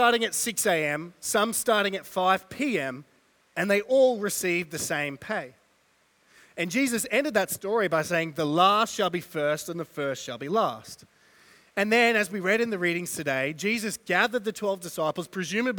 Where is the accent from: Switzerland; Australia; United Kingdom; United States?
Australia